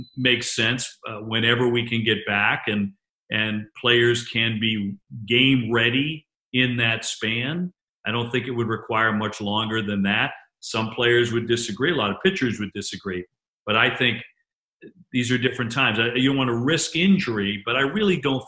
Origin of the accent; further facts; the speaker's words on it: Quincy, Massachusetts, United States; also born or lived in Boston / New Hampshire; I was born in Boston, born in the same hospital Ted Kennedy, Senator Ted Kennedy was born in, actually, and grew up in Quincy and then the South Shore of Massachusetts.